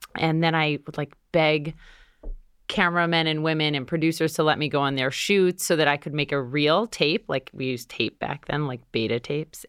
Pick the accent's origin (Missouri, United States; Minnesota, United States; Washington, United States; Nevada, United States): Minnesota, United States; moved away as an adult; now in New York City, United States; I grew up in Minnesota, went to Columbia University where my dad went here in New York City